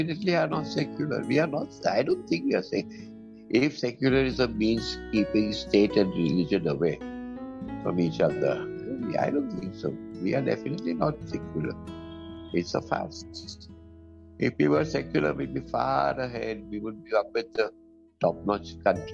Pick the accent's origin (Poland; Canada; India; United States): India; I'm an Indian